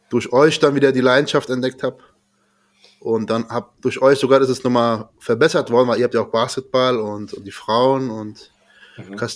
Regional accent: Frankfurt, Hesse, Germany; ich komme auch aus Frankfurt. So wie ihr auch.

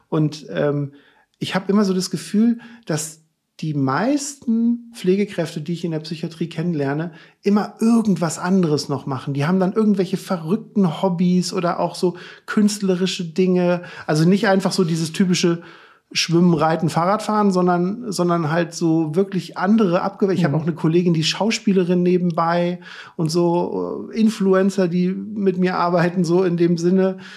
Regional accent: Cologne, North Rhine-Westphalia, Germany; Ich komme aus Köln, 20 Minuten von Brühl entfernt

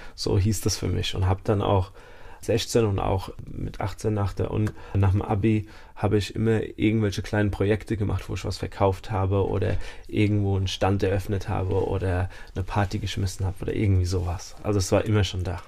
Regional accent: Mainz, Rhineland-Palatinate, Germany; also born or lived in Nackenheim / Dubai; ich bin in Mainz geboren, ich bin hier aufgewachsen, habe zwischendrin mal in Dubai gewohnt

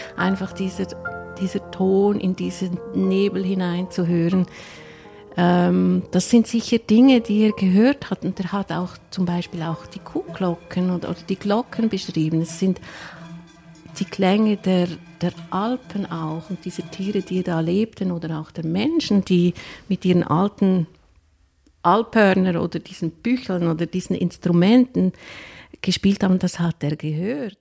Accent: Lucerne, Switzerland; Ich bin in Luzern geboren und habe jetzt das große Glück, eigentlich am schönsten Platz in Luzern arbeiten zu dürfen.

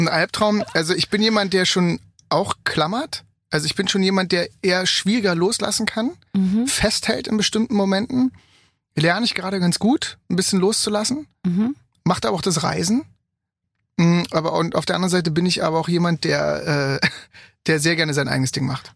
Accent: Germany; accent: German; ich bin Deutscher. Ne? bei dem Akzent

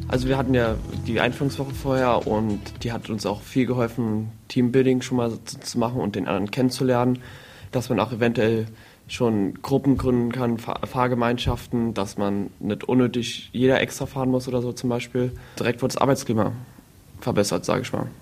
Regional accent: Saarbrücken, Saarland, Germany; ich komme aus Saarbrücken

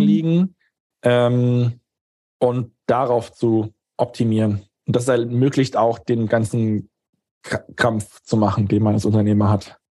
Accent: Germany; als Deutscher

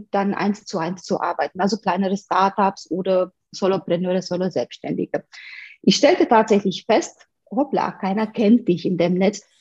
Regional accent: Romania; moved away as an adult; now in Munich, Germany; ich komme aus Rumänien ursprünglich, äh, lebe schon seit fast 20 Jahren, also fast die Hälfte meines Lebens bald in Deutschland.

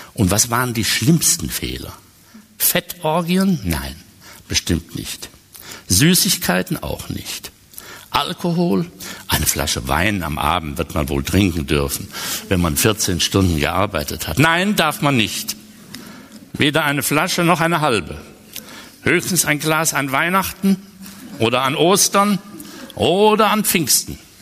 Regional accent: Westerwald, Germany; also born or lived in Cologne; Ich bin im Westerwald aufgewachsen und dieses Elternhaus gibt es

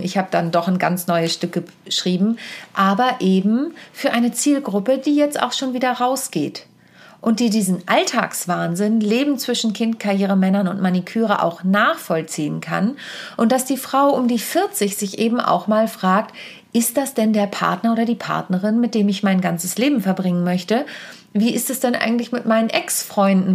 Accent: Wittingen, Lower Saxony, Germany; in meiner Heimat in der Lüneburger Südheide in Wittingen

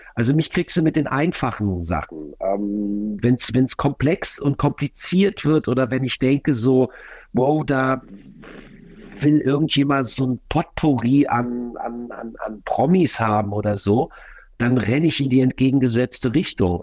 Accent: Düsseldorf, North Rhine-Westphalia, Germany; now in Berlin, Germany; bin selber Düsseldorfer

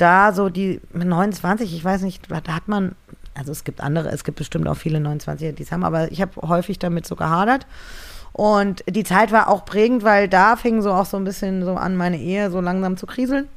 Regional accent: Marburg, Hesse, Germany; moved away as an adult; also born or lived in Frankfurt; now in Berlin, Germany; ich bin aufgewachsen in Marburg, in einem wirklich kleinen, kleinen Kaff

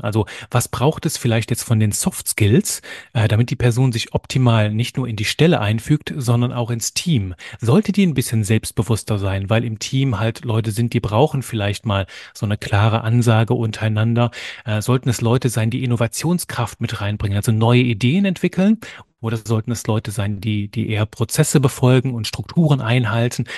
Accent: German-speaking area in eastern Belgium, Wallonia, Belgium; also born or lived in near Cologne, Germany; now in Germany; ich bin Belgier von Geburt an, komme aus einem kleinen Bereich im Osten von Belgien, wo man Deutsch spricht wohne mittlerweile in der Nähe von Köln

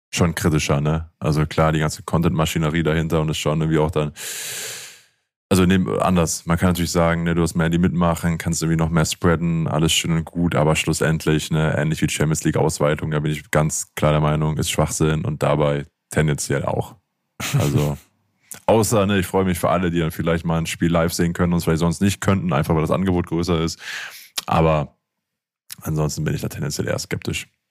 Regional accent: Aachen, North Rhine-Westphalia, Germany; also born or lived in Bayreuth; ich bin Aachener, arbeite beim, arbeite sehr gerne beim ersten FC Köln

